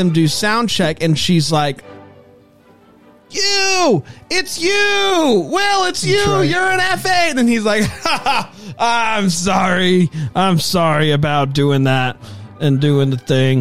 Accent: Greenville, South Carolina, United States; I am 31, and I am from Greenville, South Carolina

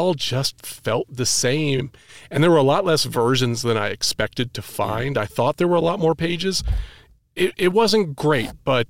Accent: New England, United States; I'm actually from New England. It's a wicked pisser.

